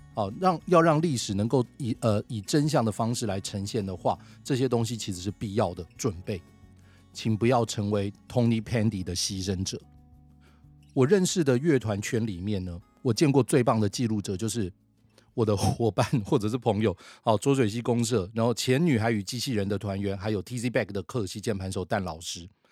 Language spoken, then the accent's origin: Chinese; Taiwan; 我想身为台湾人